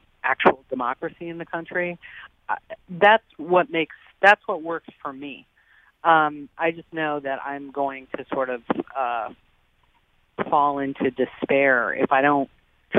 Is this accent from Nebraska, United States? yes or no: yes; Nebraska, United States; moved away; also born or lived in Boston; I grew up in Nebraska, and I mean, I spent years living in Boston